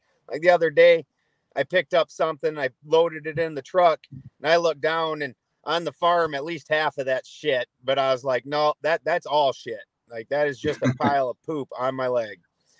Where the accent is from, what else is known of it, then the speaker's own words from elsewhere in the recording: South Dakota, United States; where I'm from South Dakota